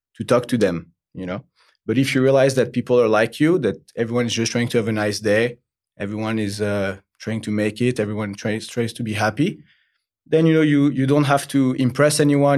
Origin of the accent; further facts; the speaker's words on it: Paris, Île-de-France, France; English is a second language; I'm from, uh, originally Paris, France.